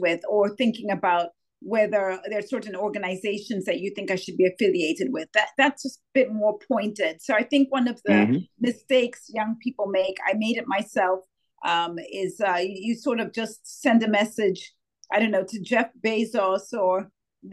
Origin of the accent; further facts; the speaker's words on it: Zambia; moved away as an adult; also born or lived in United States / United Kingdom; I was born and raised in Zambia, Southern Africa